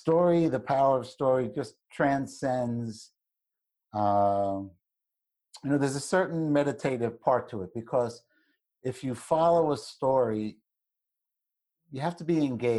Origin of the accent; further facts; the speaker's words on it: New York, United States; we're both from Brooklyn. We both have that history.